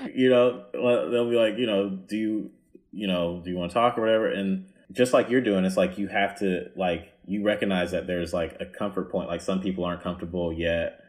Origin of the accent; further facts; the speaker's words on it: the South, United States; I'm from the South